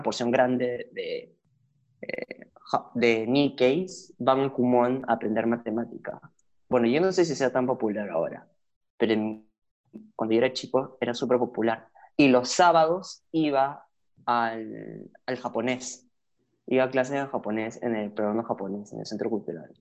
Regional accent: Lima, Peru; also born or lived in Argentina; yo no nací en Perú, nací en Argentina. Y mi familia migró completa a Lima cuando yo tenía dos años

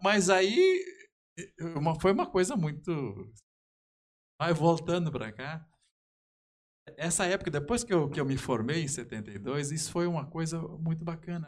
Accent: Brazil; sou natural daqui

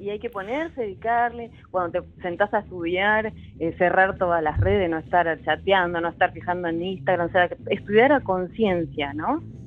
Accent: Bella Vista, Argentina; Yo nací en Bellavista

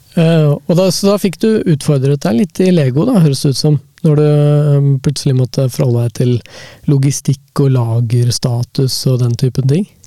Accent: Hamar, Innlandet, Norway; now in Oslo, Norway; jeg er jo oppvokst på bygda i Hamar, utenfor Hamar

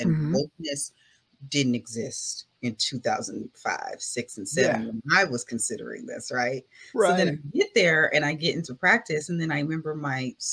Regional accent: Culver City, California, United States; That's where I'm from. That's where my family lives

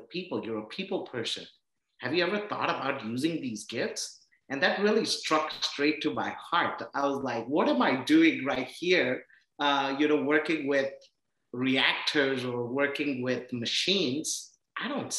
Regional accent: India; moved away as an adult; also born or lived in Iowa, United States / Texas, United States / Oklahoma, United States; now in United States; I come from India

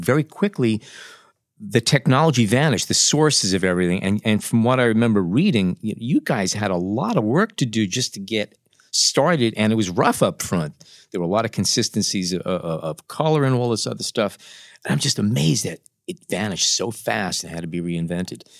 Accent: New York City, New York, United States; when I was growing up in Brooklyn

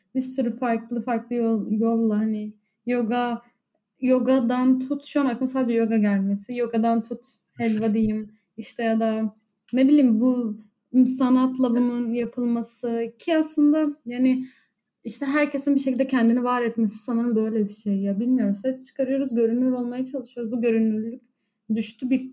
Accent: Cizre, Şırnak Province, Turkey; moved away; ben Cizreliyim

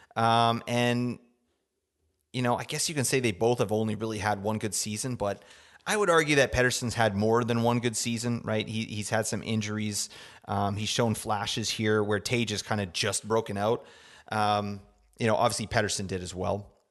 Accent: Canada; I'm from Canada, so we say Zerberts.

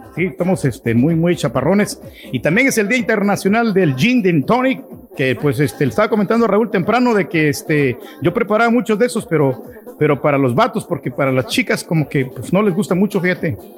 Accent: El Salvador; now in United States; yo soy del Salvador

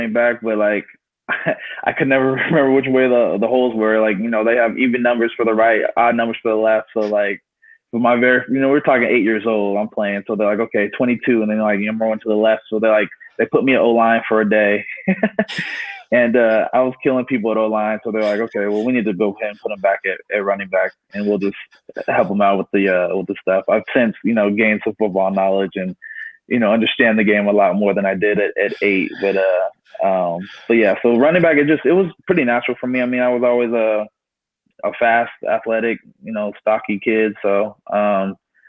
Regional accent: San Jose, California, United States; I'm originally from San Jose, California, born and raised out there

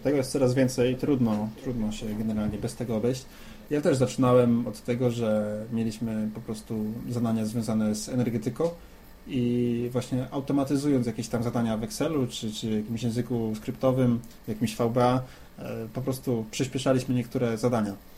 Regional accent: Dębica, Subcarpathian Voivodeship, Poland; Pochodzisz z Dębicy, zresztą tak jak ja

